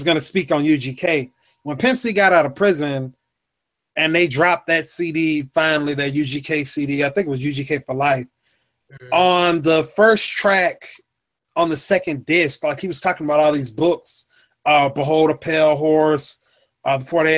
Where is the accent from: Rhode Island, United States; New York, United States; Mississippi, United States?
Mississippi, United States; also born or lived in California; I'm a young dude. I'm from Mississippi.